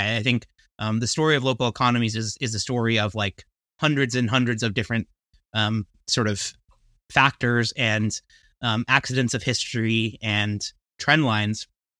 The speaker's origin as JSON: {"language": "English", "region": "New Jersey", "country": "United States", "tie": "born or raised there", "said": "in your home state of New Jersey, which was also my home state when I was, you know, growing up"}